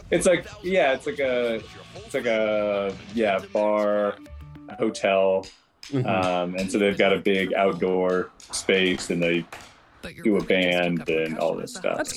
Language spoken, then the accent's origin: English; Iowa, United States; born or raised there; moved away